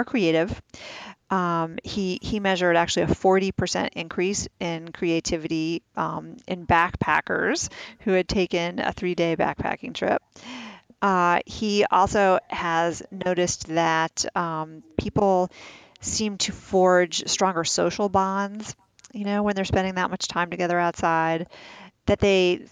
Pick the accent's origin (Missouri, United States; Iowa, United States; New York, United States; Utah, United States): New York, United States; New York City; I grew up in the city. I grew up in New York City.